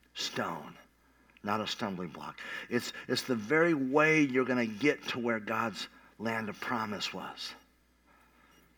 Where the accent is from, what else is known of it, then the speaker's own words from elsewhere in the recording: Tulsa, Oklahoma, United States; I came out from Tulsa, Oklahoma, Midwest